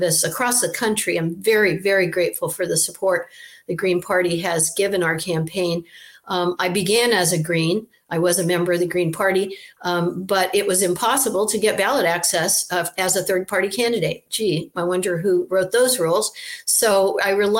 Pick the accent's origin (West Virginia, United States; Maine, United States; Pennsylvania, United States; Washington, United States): Maine, United States; Senator Margaret Chase Smith was from my hometown in Maine